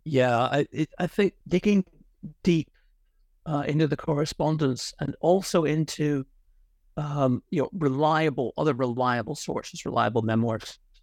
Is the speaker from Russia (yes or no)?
no; Ireland; moved away; also born or lived in Connecticut, United States / Oxford, United Kingdom; I'm Irish. I was largely brought up in Ireland